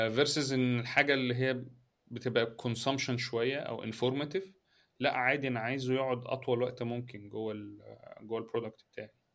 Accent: Egypt; احنا عندنا في مصر

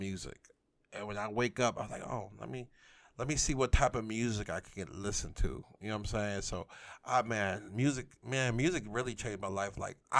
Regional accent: New York City, New York, United States; now in Memphis, United States; I'm originally from Brooklyn, New York, but I've been here for 19 years in Memphis, Tennessee.

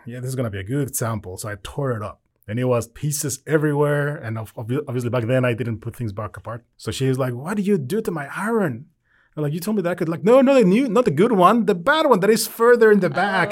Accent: Querétaro, Mexico; English is a second language; moved away as an adult; now in United States; I'm originally from Mexico. I was born there. Um, we moved to the U S in February of twenty twelve.

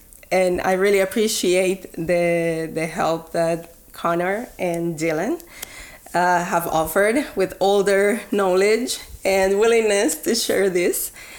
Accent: Barranquilla, Atlántico, Colombia; moved away as an adult; now in Edmonton, Canada; my hometown, Barranquilla in Colombia

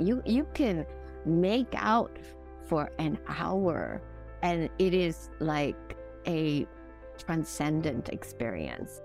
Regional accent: Singapore; now in Hong Kong; I am originally from Singapore, but I've lived in Hong Kong for over the past fifteen years

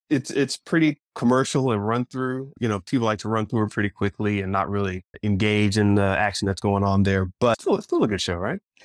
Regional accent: Florida, United States; I was raised in Florida

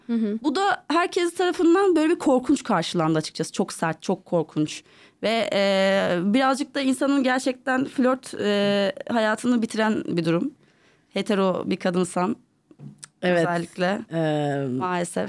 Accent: Istanbul, Turkey; doğma büyüme buralıyım İstanbulluyum hmm. e, ve e, artık Avrupa yakası, Avrupa yakasında büyüdüm ben

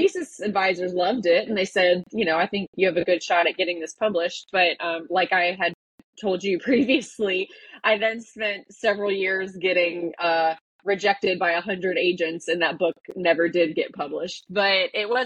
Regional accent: Mount Pleasant, South Carolina, United States; I grew up in Mount Pleasant.

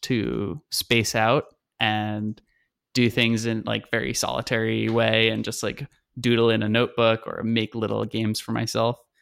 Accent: Long Island, New York, United States; I grew up in New York. I grew up on Long Island, in the center okay. of the island, so the suburbs basically

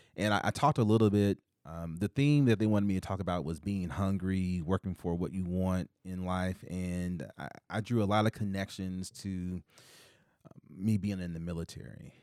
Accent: Indianapolis, Indiana, United States; now in Ankeny, United States; I grew up in Indianapolis, Indiana

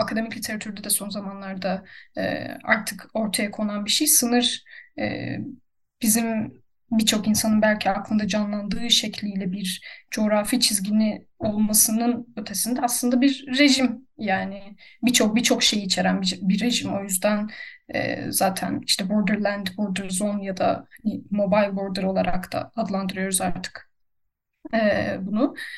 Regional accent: Turkey; moved away as an adult; also born or lived in Serbia; now in Germany; bir Türk vatandaşı olarak

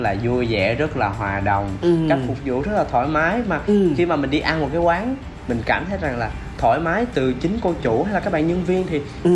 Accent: Mekong Delta, Vietnam; now in Ho Chi Minh City, Vietnam; em vẫn về quê thì về miền tây thì em có về qua cần thơ

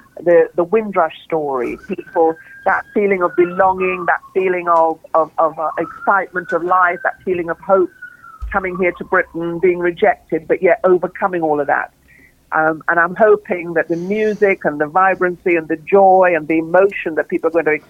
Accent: Trinidad & Tobago; moved away; I grew up in this incredible environment of vibrancy of Trinidad

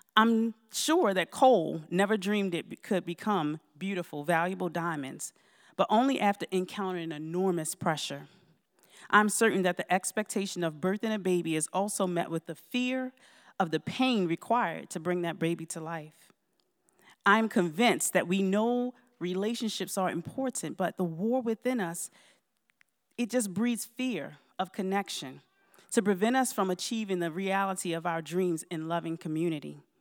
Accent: Baltimore, Maryland, United States; moved away; also born or lived in Georgia; I moved to the Valley about four years ago from Georgia. However, I'm originally from Baltimore, Maryland

